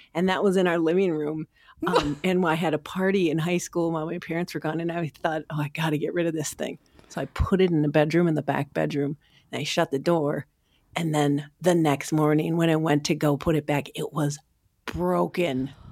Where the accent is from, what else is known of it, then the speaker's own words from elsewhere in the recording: Sauk Rapids, Minnesota, United States; I grew up in Sauk Rapids, Minnesota